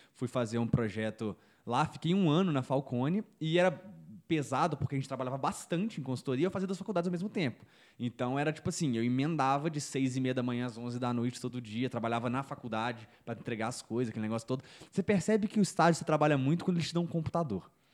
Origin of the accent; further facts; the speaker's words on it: Belo Horizonte, Minas Gerais, Brazil; Eu sou de Belo Horizonte